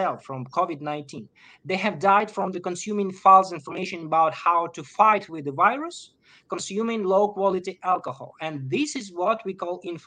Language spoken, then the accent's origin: English; Ukraine; I'm from Ukraine. I'm living in the middle of the war